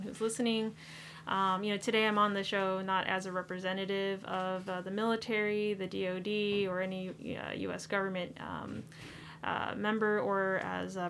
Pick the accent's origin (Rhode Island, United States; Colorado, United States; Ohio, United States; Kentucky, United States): Colorado, United States; Aurora; moved away as an adult; also born or lived in California / New York City / Las Vegas / Bethesda, Maryland; I grew up in Colorado, right outside of Denver, in a town, Aurora.